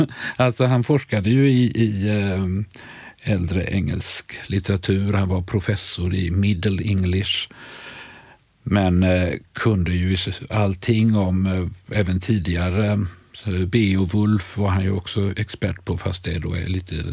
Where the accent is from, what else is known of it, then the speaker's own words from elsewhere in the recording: Sweden; Det känns, som svensk känner man ju sig lite, undrar man lite vad som är på gång i den där skildringen.